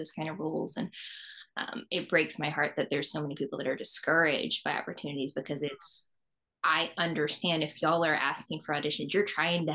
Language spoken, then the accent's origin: English; Southeast, United States; moved away as an adult; now in Los Angeles, United States; I grew up in the Southeast. So since I moved to Los Angeles